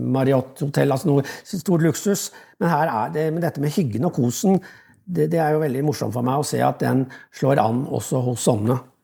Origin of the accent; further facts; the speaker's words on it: Oslo, Norway; moved away; also born or lived in Koppang; Jeg er fra Oslo